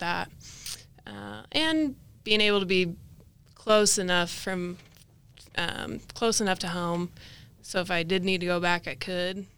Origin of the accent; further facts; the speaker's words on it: Caldwell, Idaho, United States; I grew up in Caldwell, Idaho, so about thirty minutes, uh, west of Boise.